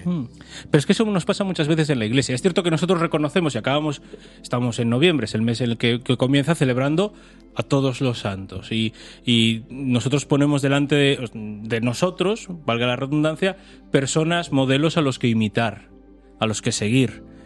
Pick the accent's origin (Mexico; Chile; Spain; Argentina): Spain; Pontevedra, Galicia; also born or lived in A Coruña; yo crecí en Pontevedra